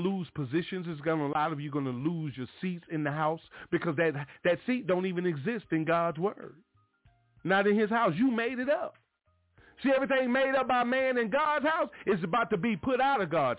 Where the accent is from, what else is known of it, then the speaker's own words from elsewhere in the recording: Mobile, Alabama, United States; when I was a young boy growing up in the Stone Street Missionary Baptist Church down in Mobile, Alabama